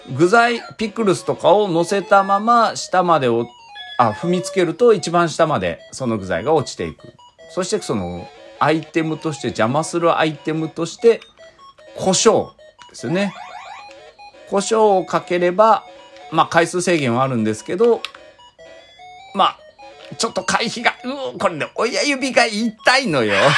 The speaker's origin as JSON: {"language": "Japanese", "town": "Iizuka", "region": "Fukuoka", "country": "Japan", "tie": "born or raised there", "said": "僕が飯塚で育った"}